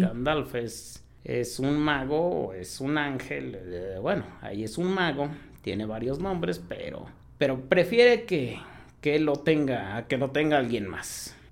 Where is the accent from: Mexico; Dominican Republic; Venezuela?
Mexico; also born or lived in Hidalgo; los que somos de México